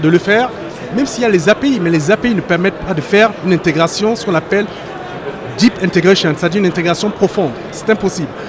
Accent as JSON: {"language": "French", "country": "France", "said": "je suis français, mais de par mon origine africaine, donc camerounaise"}